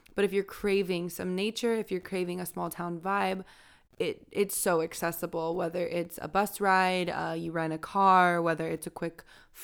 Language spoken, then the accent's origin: English; California, United States; We come from Southern California. There is a lot to do there, but sometimes with all of the driving involved, you don't take advantage of those kinds of opportunities.